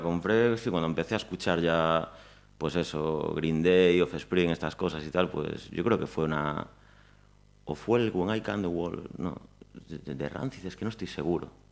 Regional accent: Pontevedra, Galicia, Spain; nací en Pontevedra, viví hasta los dos años en Lérez Luego hasta los ocho en, un pueblecito aquí al lado

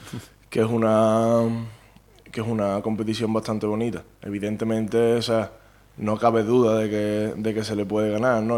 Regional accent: Palma del Río, Andalusia, Spain; moved away as an adult; also born or lived in Pontevedra; Yo nací en Palma del Río, mi casa está en Palma del Río, mi familia es de Palma del Río toda la vida

